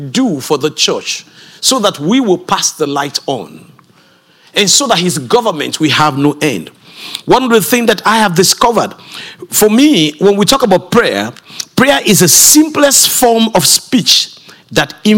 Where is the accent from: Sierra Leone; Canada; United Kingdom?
Sierra Leone; I come from Sierra Leone, West Africa